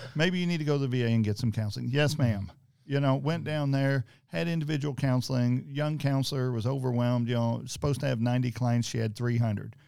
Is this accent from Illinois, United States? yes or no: no; Greenville, Georgetown, Floyds Knobs area, Indiana, United States; I was raised in Greenville, Georgetown, Floyd Snobbs area